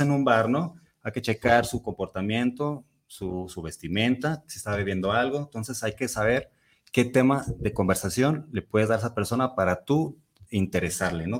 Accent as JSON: {"language": "Spanish", "country": "Mexico", "said": "yo sí me siento muy mexicano"}